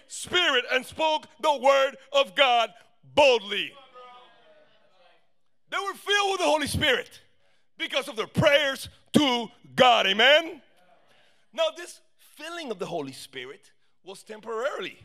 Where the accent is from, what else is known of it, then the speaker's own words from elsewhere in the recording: São Paulo, Brazil; now in Miami, United States; I'm from Sao Paulo, Brazil